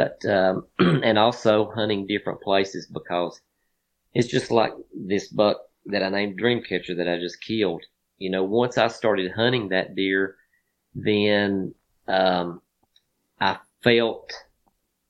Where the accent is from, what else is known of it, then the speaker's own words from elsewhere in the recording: Virginia, United States; my home state